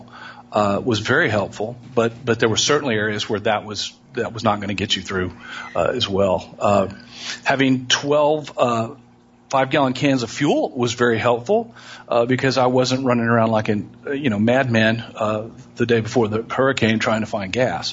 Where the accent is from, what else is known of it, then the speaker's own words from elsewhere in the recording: Houston, Texas, United States; I was born and raised in Houston. I grew up on the west side of town